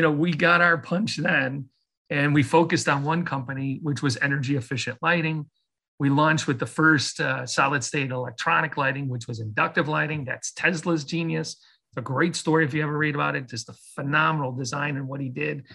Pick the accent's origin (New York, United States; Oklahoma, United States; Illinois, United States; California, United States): Illinois, United States; Chicago; moved away as an adult; also born or lived in Michigan; I grew up in Chicago. I'm a Midwest person